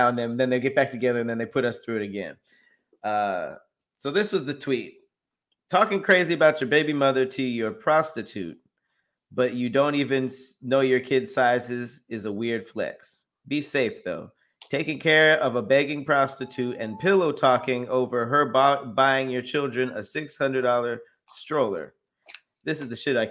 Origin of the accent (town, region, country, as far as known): Los Angeles, California, United States; born or raised there